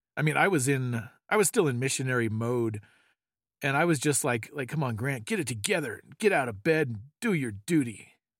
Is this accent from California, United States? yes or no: yes; California, United States; we grew up in California